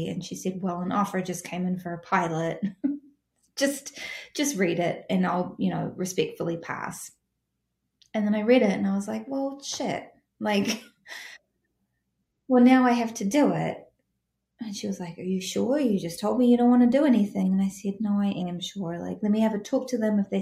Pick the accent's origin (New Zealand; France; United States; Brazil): New Zealand; I'm from New Zealand